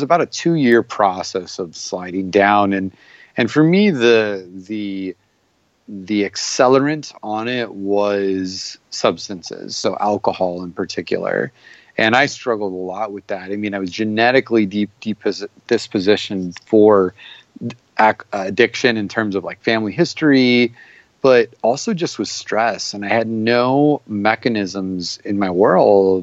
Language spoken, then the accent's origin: English; Arizona, United States; I'm from Arizona